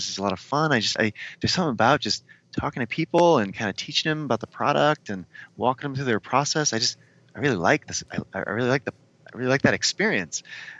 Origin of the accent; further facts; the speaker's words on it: Midwest, United States; I'm from the Midwest, so I have to agree.